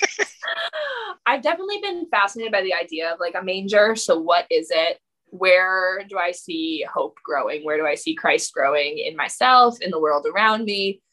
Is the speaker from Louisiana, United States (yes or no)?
no; Massachusetts, United States; also born or lived in New York; I grew up here in Massachusetts